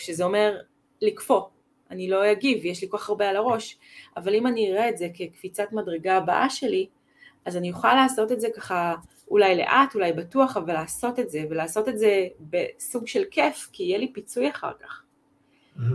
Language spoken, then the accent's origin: Hebrew; Israel; also born or lived in United States (ancestry); אני חצי אמריקאית. בבית שלנו, אבא שלי למד בקורנל, הוא היה שחקן פוטבול שם, כן, וכאילו היה ברור שעושים ספורט. כאילו, כמו המשפחה האמריקאית שיש אה, לקרוס ויש זה ויש זה, אצלנו זה היה רק עם mm-hmm. הדברים שיש בישראל